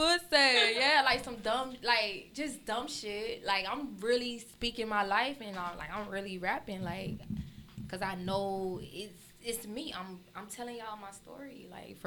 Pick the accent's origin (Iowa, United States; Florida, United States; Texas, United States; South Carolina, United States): Florida, United States; Miami; moved away as an adult; also born or lived in Atlanta; I'm originally from Miami